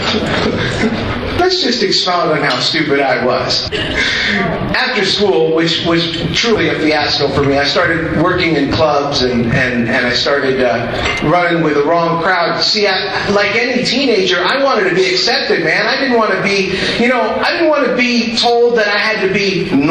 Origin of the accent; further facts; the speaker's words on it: Miami, Florida, United States; I'm Cuban. I speak fluent Spanish, and I was actually raised in Miami.